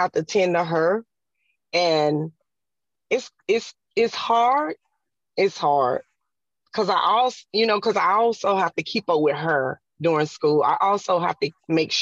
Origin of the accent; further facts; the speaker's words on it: South Carolina, United States; I'm from South Carolina